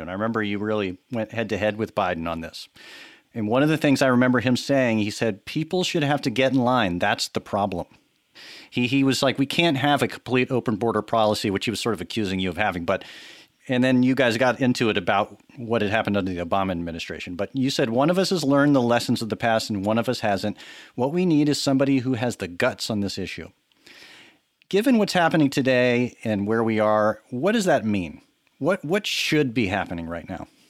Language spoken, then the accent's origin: English; Texas, United States; now in New York, United States; I'm from Texas. I grew up there